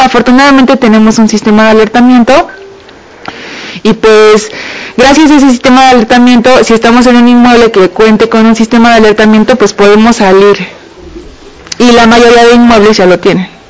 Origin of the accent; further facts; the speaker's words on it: Mexico; como mexicano